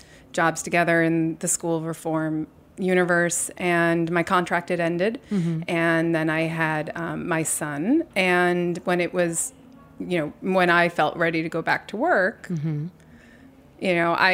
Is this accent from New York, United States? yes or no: yes; New York City, New York, United States; born there; I was born on Bleecker Street.